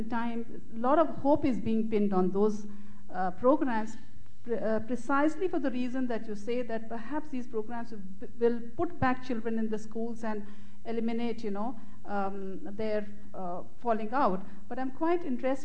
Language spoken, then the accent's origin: English; India; I come from India.